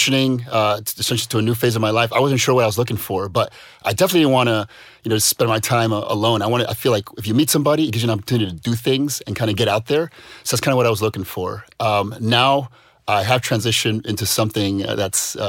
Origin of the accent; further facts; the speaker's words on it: United States; moved away; as an American